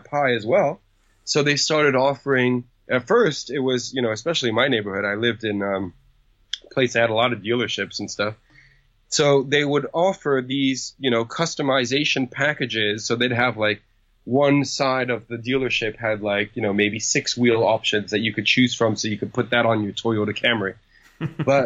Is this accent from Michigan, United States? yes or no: no; New York City, New York, United States; when I was a kid growing up in New York City